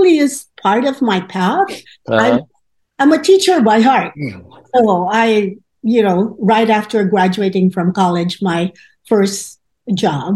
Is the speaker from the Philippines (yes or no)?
yes; Philippines; moved away as an adult; I was coming from the Philippines, as you may know. It's a predominantly Catholic country.